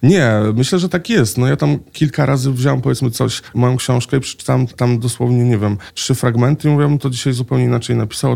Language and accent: Polish; Łódź, Łódź Voivodeship, Poland; now in Warsaw, Poland; Ja jestem akurat z Łodzi